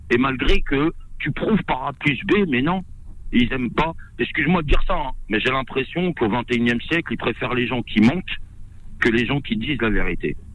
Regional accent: France; je sens que j'ai pas ma place euh, en tant que Français

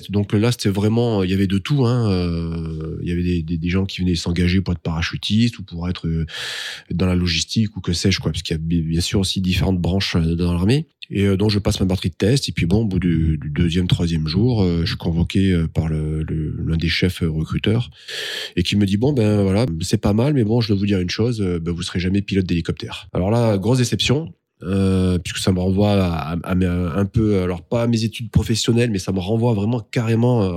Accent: Pau, Nouvelle-Aquitaine, France; Tu pars tu pars à Pau, parce que moi je suis natif de Pau, tu pars à Pau.

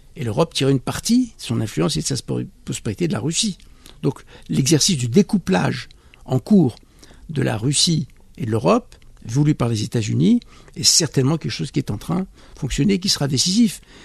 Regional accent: France; je suis français, je suis franco-maghrébin, euh, je suis né en France

